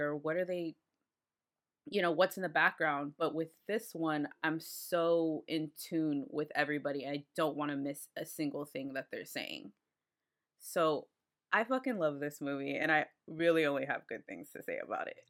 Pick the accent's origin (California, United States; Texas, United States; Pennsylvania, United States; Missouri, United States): Texas, United States; Austin; I'm from Austin